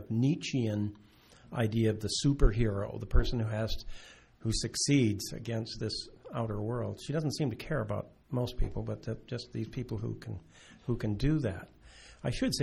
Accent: United States; now in Canada; being an American immigrant to this country

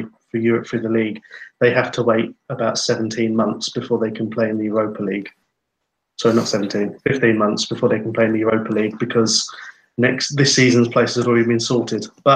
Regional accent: England, United Kingdom; now in Finland; me being an Englishman who remembers the cup finals of the 80s and 90s over here

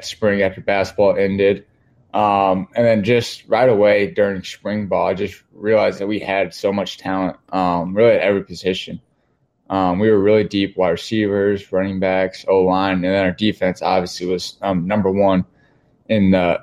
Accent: Wheaton, Illinois, United States; also born or lived in Dayton, Ohio; I grew up in Wheaton my whole life

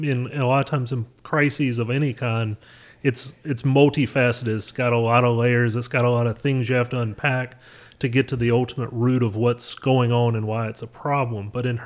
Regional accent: North Carolina, United States; I'm obviously, as you can tell by my accent, I'm native to North Carolina, so I've been around political things for as long as I can remember.

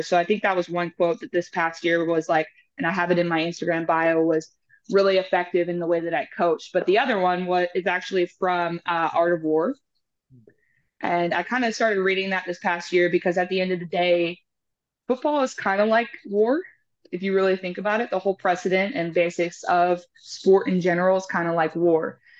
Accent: Houston, Texas, United States; also born or lived in Lloydminster, Alberta, Canada / Calgary, Alberta, Canada; we moved here in 2007. I was about nine, 10 years old

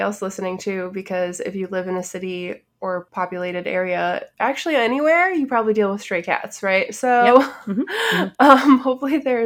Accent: Chicago, Illinois, United States; I'm from Chicago

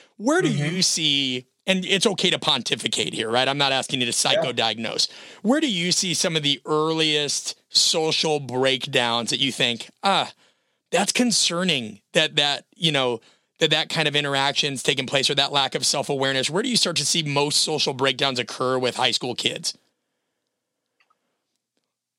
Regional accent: Omaha, Nebraska, United States; I'm from Omaha, Nebraska.

